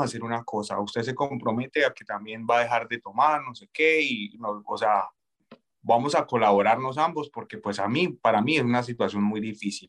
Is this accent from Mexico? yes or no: no; Colombia; moved away as an adult; Soy colombiano. Eh, yo llegué a este país hace aproximadamente tres años